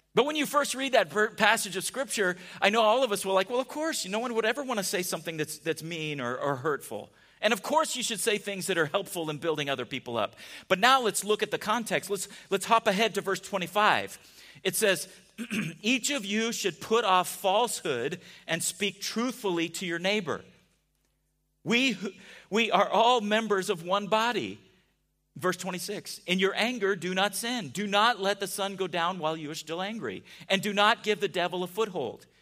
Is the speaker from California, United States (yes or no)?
yes; San Diego, California, United States; We grew up in San Diego together.